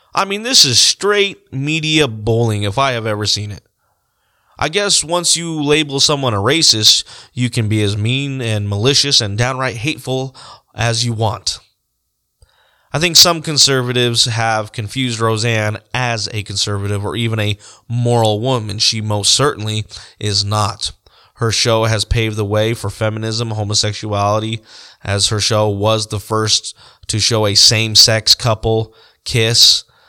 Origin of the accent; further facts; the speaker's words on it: Colorado, United States; moved away as an adult; also born or lived in South Dakota; now in Montrose, South Dakota, United States; I was born and raised in Colorado, and I lived near the metro area just about my whole life